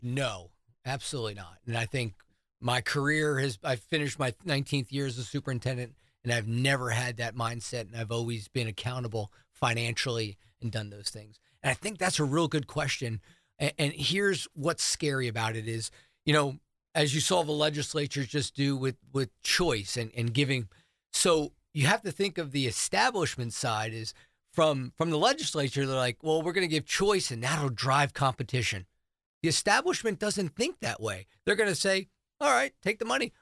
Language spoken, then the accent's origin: English; New Jersey, United States; now in South Carolina, United States; I'm from New Jersey